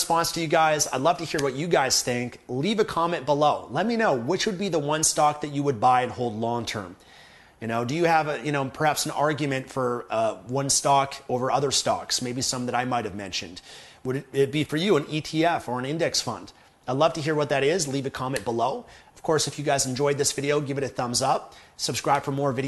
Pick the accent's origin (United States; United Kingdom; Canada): Canada; as a Canadian